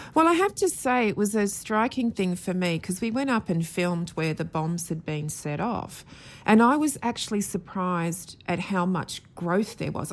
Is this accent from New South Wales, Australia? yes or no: yes; Sydney, New South Wales, Australia; I grew up in Sydney.